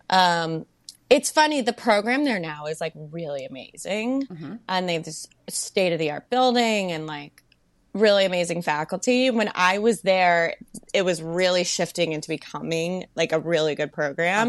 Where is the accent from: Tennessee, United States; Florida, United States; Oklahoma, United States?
Florida, United States; Melbourne; moved away as an adult; also born or lived in Virginia; now in New York City, United States; I went to school in Virginia, and I grew up in Melbourne, Florida